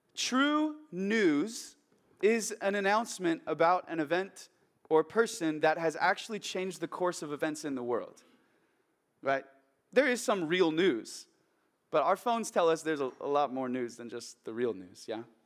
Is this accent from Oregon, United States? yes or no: yes; Oregon, United States; my hometown in Oregon, where I grew up